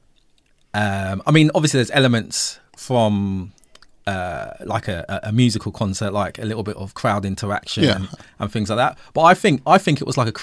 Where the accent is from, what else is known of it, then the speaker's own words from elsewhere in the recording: England, United Kingdom; us being English, growing up in the UK, we learned about Tudors and Stuarts